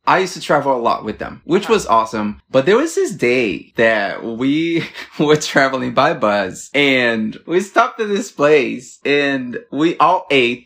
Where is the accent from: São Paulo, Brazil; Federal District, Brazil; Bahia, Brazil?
Federal District, Brazil; Brasília; moved away as an adult; also born or lived in Rio de Janeiro, Brazil; I'm from Brasilia, the capital in Brazil